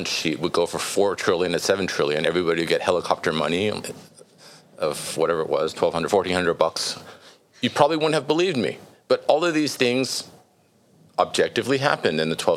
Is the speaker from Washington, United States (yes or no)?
no; California, United States; I grew up in California